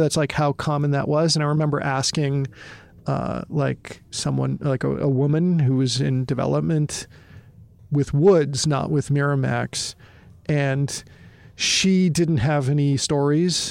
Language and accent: English; Massachusetts, United States; moved away as an adult; also born or lived in Michigan; I'm from Massachusetts